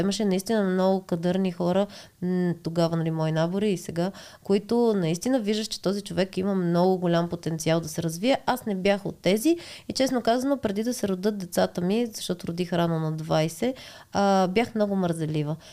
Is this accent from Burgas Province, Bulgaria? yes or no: no; Montana, Montana Province, Bulgaria; аз съм от Монтана родом и моят съпруг също е от Монтана и сме тинейджърски гаджета от там